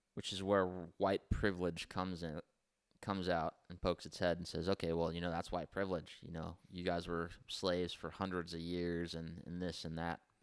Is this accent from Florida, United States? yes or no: no; Santa Maria, California, United States; we grew up here in Santa Maria